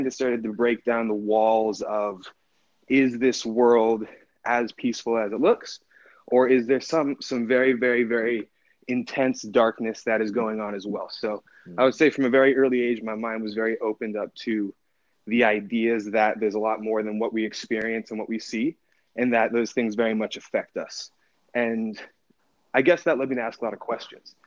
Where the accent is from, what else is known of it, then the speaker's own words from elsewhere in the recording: Park City, Utah, United States; also born or lived in Oakland, California; I grew up in Park City, Utah.